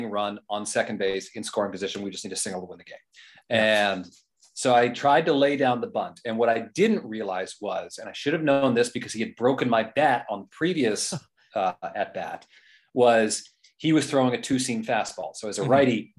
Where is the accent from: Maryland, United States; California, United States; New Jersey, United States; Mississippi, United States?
New Jersey, United States; now in Boston, United States; I grew up mostly in Jersey